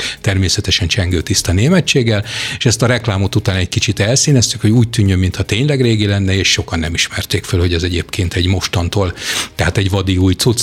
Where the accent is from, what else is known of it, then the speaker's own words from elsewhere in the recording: Hungary; mint magyar paraszgyerek